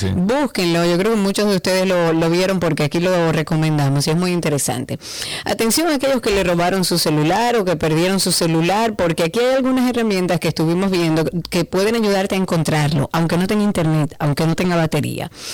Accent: Dominican Republic; somos todos dominicanos

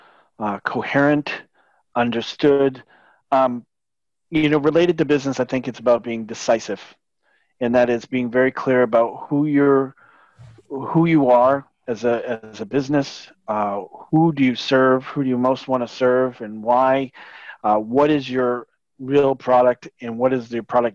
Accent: a small beach town south of Boston, New England, Massachusetts, United States; I grew up in New England in a small little beach town south of Boston

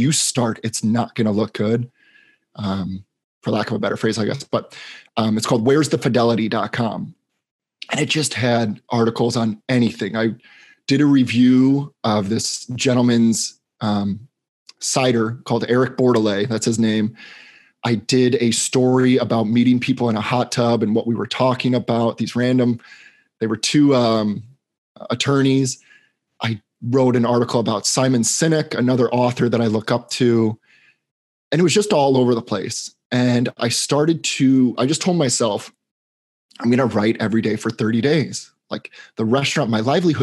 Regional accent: Chicago, Illinois, United States; moved away as an adult; also born or lived in Boston, Massachusetts; now in Los Angeles, United States; I grew up in Chicago, Illinois

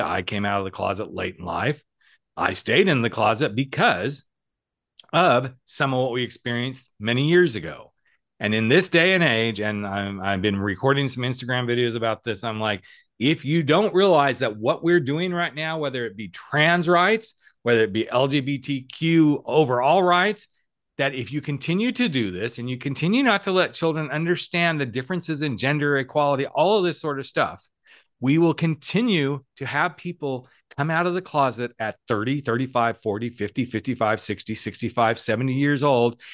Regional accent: California, United States; we said California

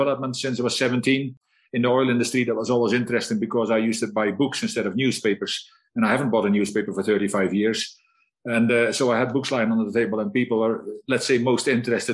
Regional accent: Netherlands; also born or lived in Scotland; now in South Africa; I'm a Dutchman

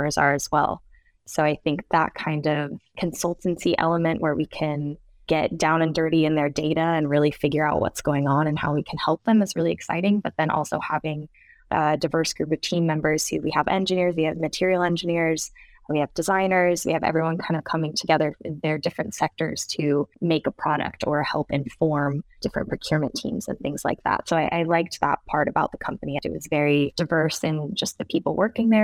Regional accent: Seattle, Washington, United States; moved away as an adult; also born or lived in Sweden; growing up in Seattle in the US

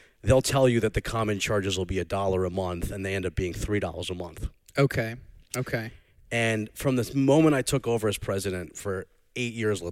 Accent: North Shore, Long Island, New York, United States; accent: Long Island; my Long Island accent, but I'm from the North Shore, not the South Shore, so it's a little more subdued.

